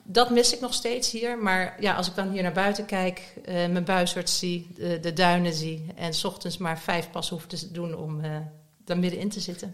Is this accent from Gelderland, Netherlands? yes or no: yes; Nijmegen, Gelderland, Netherlands; moved away as an adult; also born or lived in Southern France; now in The Hague, Netherlands; Ik ben opgegroeid het grootste deel van mijn leven in Nijmegen